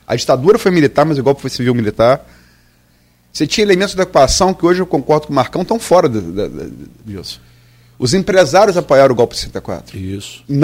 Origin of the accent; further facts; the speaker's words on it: Campos dos Goytacazes, Rio de Janeiro, Brazil; also born or lived in Niterói / Atafona; Eu nasci em Niterói, fui criado em Campos, mas sempre. E morei 11 anos na Tafona.